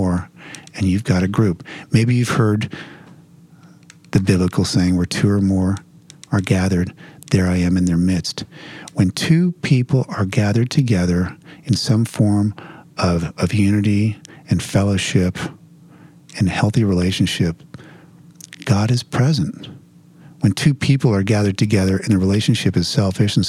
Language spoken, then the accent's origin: English; New Jersey, United States; also born or lived in Los Angeles area; now in Los Angeles, United States; I'm from New Jersey